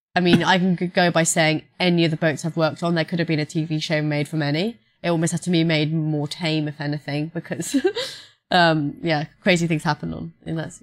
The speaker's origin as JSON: {"language": "English", "region": "London", "country": "United Kingdom", "tie": "born or raised there", "said": "I'm a London girl. I grew up in London, from London"}